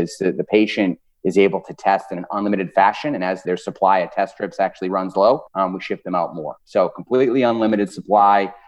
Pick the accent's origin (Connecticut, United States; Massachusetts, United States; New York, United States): Massachusetts, United States; Boston; now in Indianapolis, United States; If you guys are picking up an accent at all, I am originally from Boston. So I'm a Northeast guy through and through, but I am living in Indianapolis now